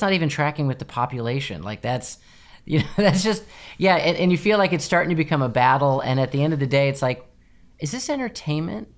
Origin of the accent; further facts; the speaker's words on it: United States; also born or lived in England; as an American